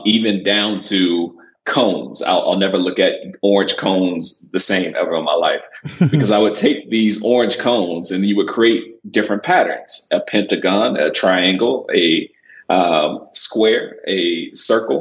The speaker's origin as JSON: {"language": "English", "town": "Boynton Beach", "region": "Florida", "country": "United States", "tie": "born or raised there", "moved": "as an adult", "lives_now": "Texas, United States", "said": "I grew up in South Florida in a small town called Boynton Beach, which is roughly about 40 minutes north of Miami."}